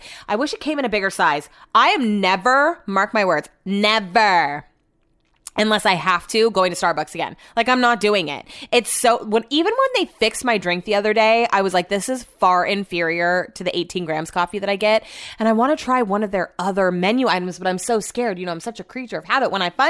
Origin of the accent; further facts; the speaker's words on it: Yuba City, California, United States; I'm from Yuba City. No offense, it's from Yuba City.